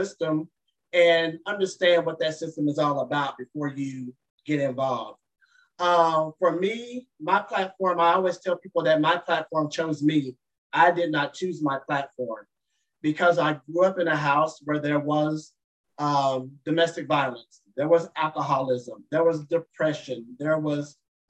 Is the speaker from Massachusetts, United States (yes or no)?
no; Dallas, Texas, United States; my home state, in my hometown of Dallas, Texas